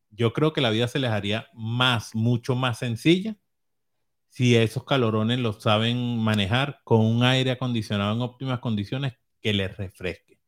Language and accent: Spanish; Caracas, Capital District, Venezuela; la Candelaria, donde vivíamos